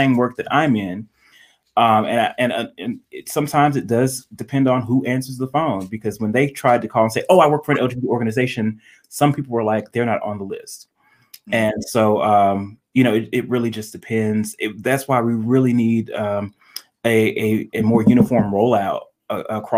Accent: North Carolina, United States; now in Detroit, United States; I'm from North Carolina, my grandmother still lives there

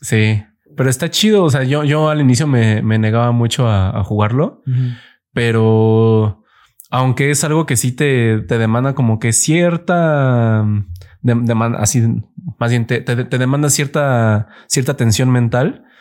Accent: Mexico City, Mexico; soy chilango

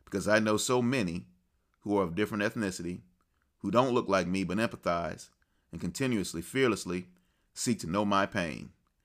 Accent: United States; I'm American through and through.

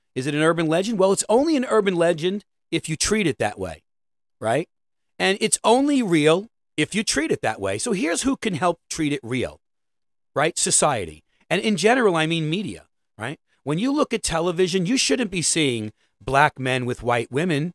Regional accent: New York City, New York, United States; I'm a New Yorker.

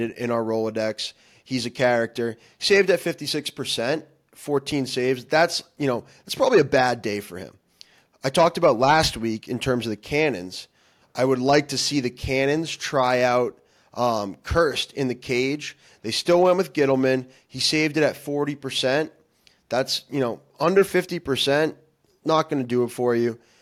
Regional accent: Massachusetts, United States; we're from Massachusetts

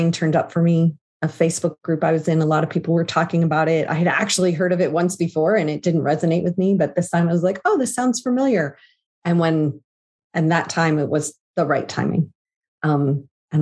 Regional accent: Southern New Jersey, United States; moved away as an adult; now in Pennsylvania, United States; I grew up in New Jersey.

